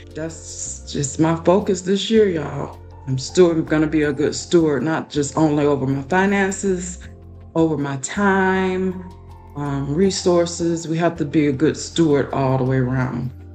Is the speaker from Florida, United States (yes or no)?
yes; Florida, United States; moved away as an adult; now in Texas, United States; I was born and raised in Florida. So I've never lived outside of Florida.